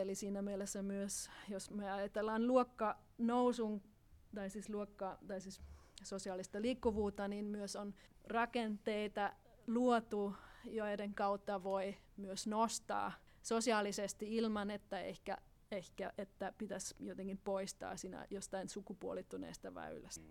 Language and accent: Finnish; Austria; moved away; Itävallassa, josta mä olen kotoisin